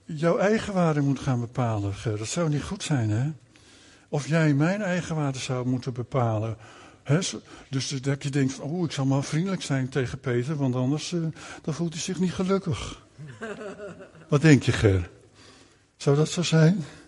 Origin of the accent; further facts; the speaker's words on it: Netherlands; Wij groeiden op in Nederland, hè, want we zijn naar Nederland gekomen.